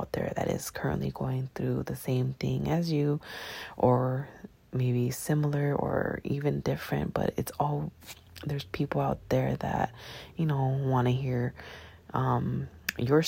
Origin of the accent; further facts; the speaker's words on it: Long Beach, California, United States; I'm from Long Beach, California